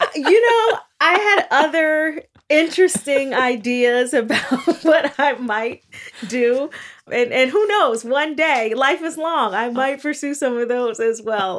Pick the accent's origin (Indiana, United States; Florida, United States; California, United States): Indiana, United States; Gary; I grew up in Gary, Indiana. in the nineteen eighties